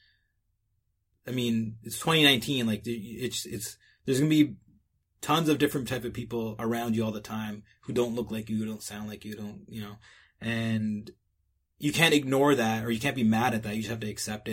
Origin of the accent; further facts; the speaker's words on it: Canada; I'm Canadian, so for the most part, like, we have a lot of areas where it's heavily populated with Sikhs